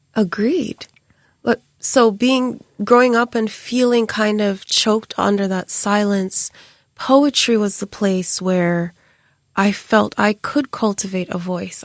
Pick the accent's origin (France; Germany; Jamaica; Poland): Jamaica; my siblings and I were always oddities growing up in Jamaica because we had dreadlocks